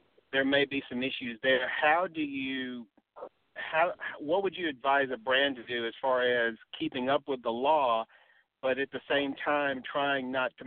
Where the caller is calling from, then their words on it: Alabama, United States; I'm calling from Alabama